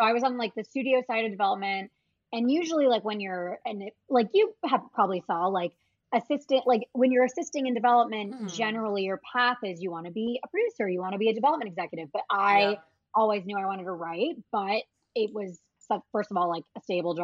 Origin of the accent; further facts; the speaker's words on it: Nebraska, United States; now in Los Angeles, United States; I'm from Nebraska